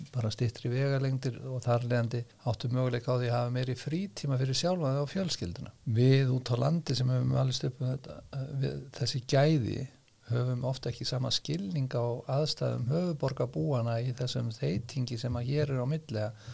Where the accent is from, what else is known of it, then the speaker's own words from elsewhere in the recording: Dalvík, Northeastern Region, Iceland; moved away; ég kem frá Dalvík sem er sko jarðskjáltasvæði